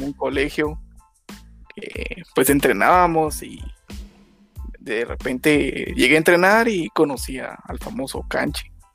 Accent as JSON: {"language": "Spanish", "country": "Guatemala", "said": "nosotros como guatemaltecos"}